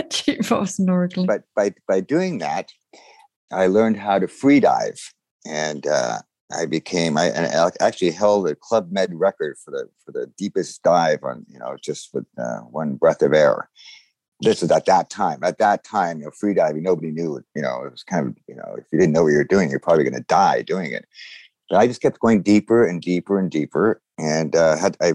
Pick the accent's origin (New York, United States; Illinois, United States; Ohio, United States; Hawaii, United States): Hawaii, United States; Honolulu; I'm from Honolulu originally. So I've always been growing up around the beaches and and uh, a little little anecdote going back from I was born in Hawaii, and my family has been there for hundred years